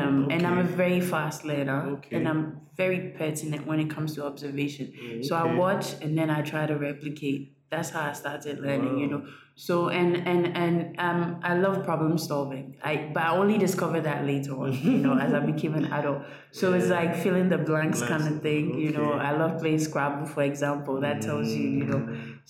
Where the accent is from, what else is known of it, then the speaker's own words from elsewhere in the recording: Ghana; also born or lived in Ivory Coast; I'm half Ghanaian, half Ivorian.